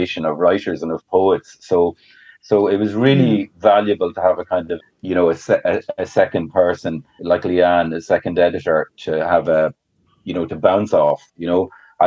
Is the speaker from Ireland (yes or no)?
yes; Drogheda, Leinster, Ireland; moved away; we're both from Drogheda